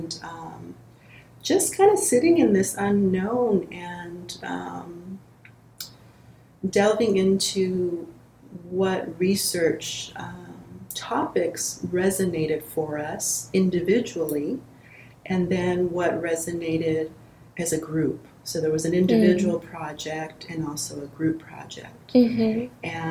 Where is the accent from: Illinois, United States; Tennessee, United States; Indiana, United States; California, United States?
California, United States; Los Angeles; I'm from the Los Angeles area.